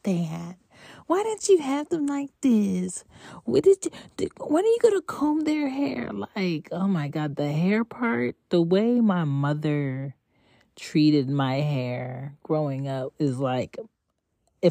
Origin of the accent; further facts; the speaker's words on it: Philadelphia, Pennsylvania, United States; also born or lived in Jamaica (parents); now in Atlanta, United States; I'm from Philly by way of ATL currently. And I have two Jamaican parents.